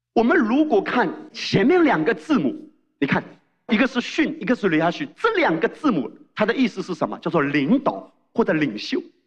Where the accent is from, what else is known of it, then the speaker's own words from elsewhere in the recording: China; 我们中国人